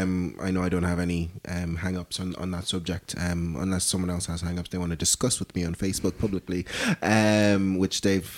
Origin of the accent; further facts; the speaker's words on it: Dublin, Leinster, Ireland; also born or lived in Lagos, Nigeria; if anyone asks me, where are you from? The first thing that comes to mind is Dublin. Not even Ireland, is Dublin. So born in Lagos, made in specifically Dublin.